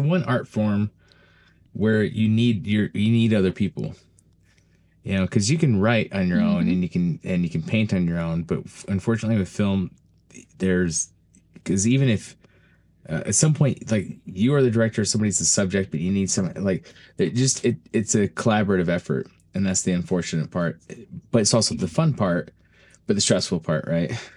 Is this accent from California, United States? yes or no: no; Utah, United States; moved away as an adult; also born or lived in Florida; I'm originally from Utah